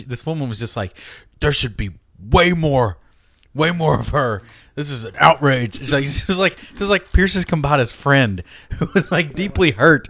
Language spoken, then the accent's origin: English; Kentucky, United States; I grew up in Kentucky.